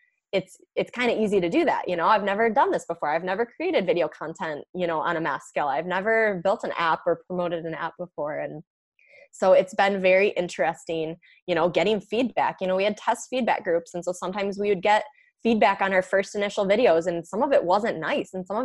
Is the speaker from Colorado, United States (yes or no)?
no; Michigan, United States; I'm from Michigan